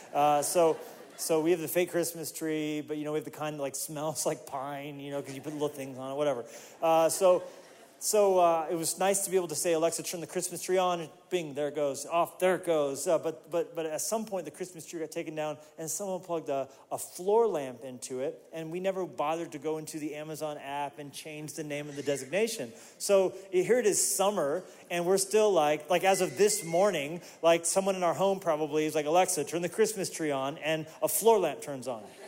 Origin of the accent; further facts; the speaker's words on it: Colorado Springs, Colorado, United States; moved away; also born or lived in Pueblo, Colorado; I was born in Pueblo and raised in, in the Springs